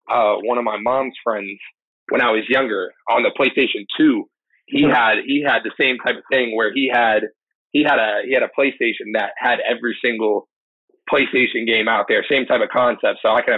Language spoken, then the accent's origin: English; Tampa, Florida, United States; now in New York, United States; I'm from Florida. What part? Tampa.